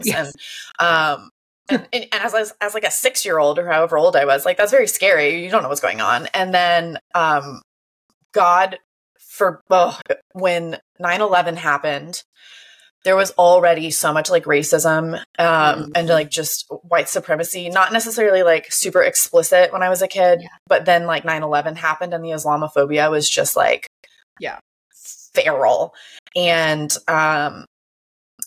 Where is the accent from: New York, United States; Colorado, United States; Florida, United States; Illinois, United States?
Florida, United States; when I was a kid, growing up. I'm from Florida, small town Florida